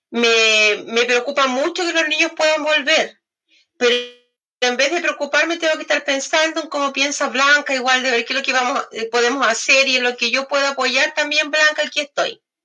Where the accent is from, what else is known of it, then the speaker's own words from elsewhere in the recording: Temuco, Araucanía, Chile; soy de Temuco